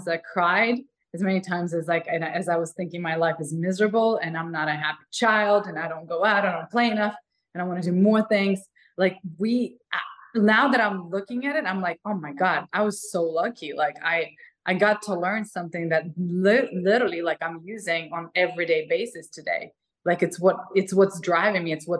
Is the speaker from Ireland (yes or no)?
no; Ukraine; English is a second language; moved away as an adult; now in Los Angeles, United States; I'm a girl from like Ukraine